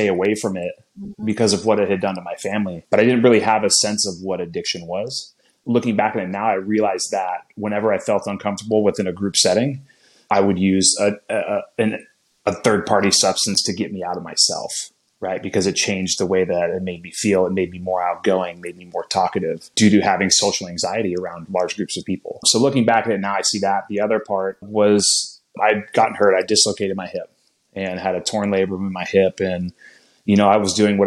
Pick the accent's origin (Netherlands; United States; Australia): United States; Napa, California; born and raised in Napa, California